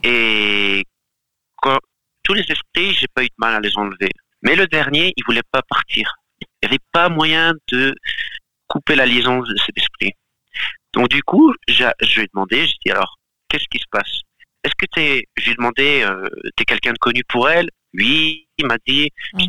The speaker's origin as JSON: {"language": "French", "region": "Galicia", "country": "Spain", "moved": "yes", "said": "je viens aussi d'une partie d'Espagne, euh, j'ai vécu dans une partie d'Espagne qui s'appelle Terre de Meigas"}